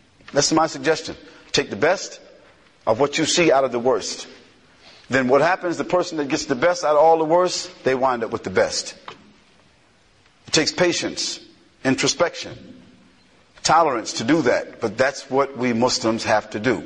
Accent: United States; I'm definitely American

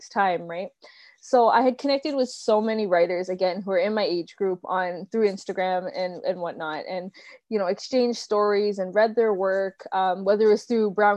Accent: Toronto, Ontario, Canada; I was born in Toronto and raised here

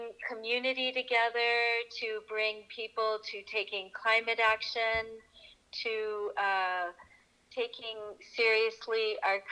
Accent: Lake Geneva, Wisconsin, United States; moved away as an adult; also born or lived in Boulder, Colorado; I grew up in Lake Geneva, Wisconsin, the oldest of five kids

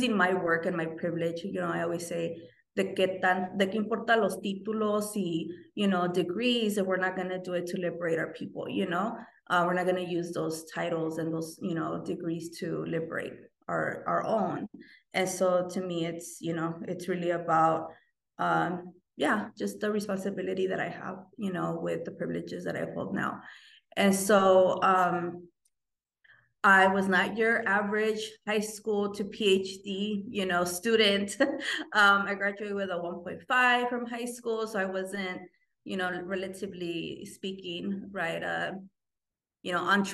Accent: Los Angeles, California, United States; I grew up in South Central LA. I still continue to reside in South Central

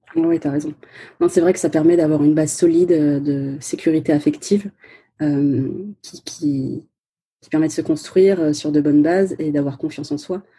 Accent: France; first language Chinese; French is a second language; d'origine chinoise, cantonaise et vietnamienne, mais euh, née en France, donc je considère que je suis aussi française

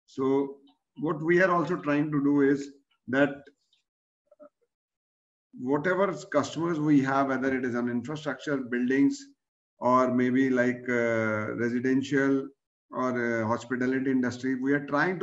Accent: Delhi, India; I am from Delhi

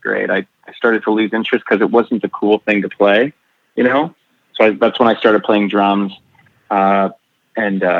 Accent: Nova Scotia, Canada; I grew up in Nova Scotia

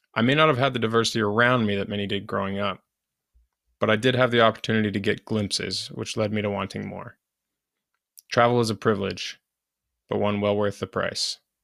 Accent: Nova Scotia, Canada; I grew up in Nova Scotia, a beautiful place

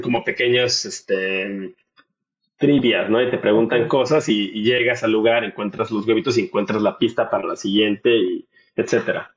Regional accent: Mexico; moved away; los mexicanos la adoptamos

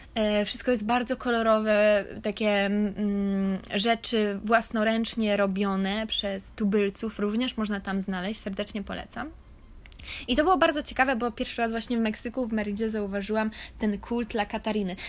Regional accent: Poland; moved away; jestem Polką i to był bardziej polski akcent

